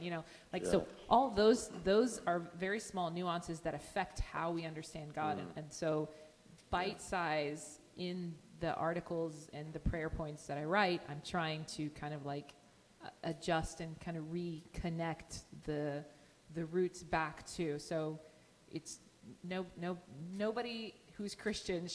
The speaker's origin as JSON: {"language": "English", "country": "Israel", "tie": "born or raised there", "said": "My generation is the first generation of Jewish believers born and raised in Israel in 2,000 years."}